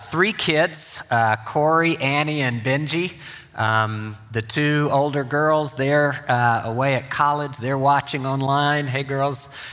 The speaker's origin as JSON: {"language": "English", "region": "Mississippi", "country": "United States", "tie": "born or raised there", "moved": "yes", "said": "I grew up in Mississippi"}